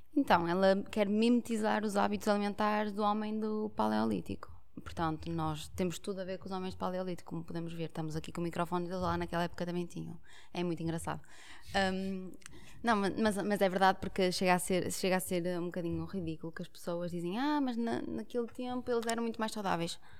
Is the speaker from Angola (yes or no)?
no; Portugal; nós, enquanto portugueses, gostamos muito de pão